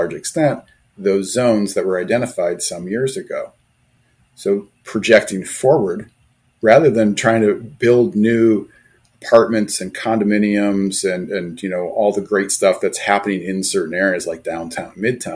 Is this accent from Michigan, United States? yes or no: yes; Detroit, Michigan, United States; I grew up in the Detroit area